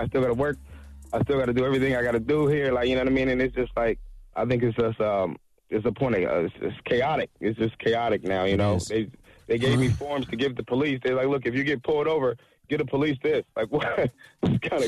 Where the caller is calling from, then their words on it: Ohio, United States; I'm calling from Ohio right now.